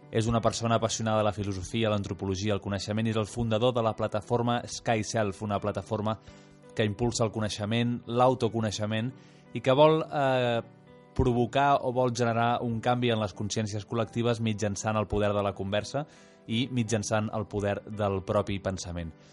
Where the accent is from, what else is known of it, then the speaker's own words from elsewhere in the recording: Sant Cugat del Vallès, Catalonia, Spain; jo he crescut i, i he nascut i he crescut a Sant Cugat Cugat